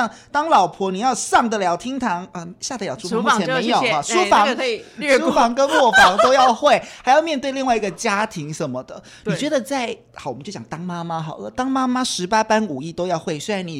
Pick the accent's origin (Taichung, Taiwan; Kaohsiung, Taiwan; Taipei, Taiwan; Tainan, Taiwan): Kaohsiung, Taiwan; moved away; 从我的家乡高雄上来